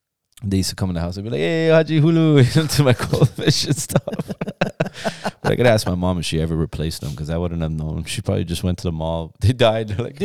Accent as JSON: {"language": "English", "country": "Iran", "moved": "yes", "said": "because, you know, we came from Iran and parents were both working and."}